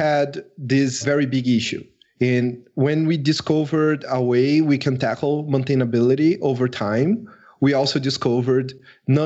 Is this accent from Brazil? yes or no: yes; Brazil; I am from Brazil